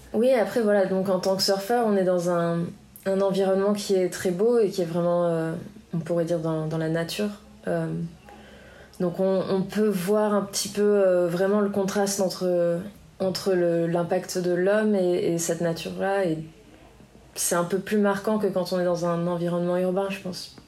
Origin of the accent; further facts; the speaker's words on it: Biarritz, Nouvelle-Aquitaine, France; also born or lived in United States; j'ai grandi ici à Biarritz